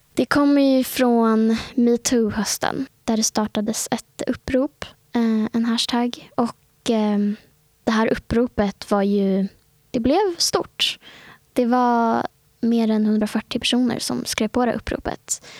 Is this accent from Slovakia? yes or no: no; Stockholm, Stockholm County, Sweden; Jag, eh, är född och uppvuxen i innerstan i Stockholm. Bott i Stockholm hela mitt liv.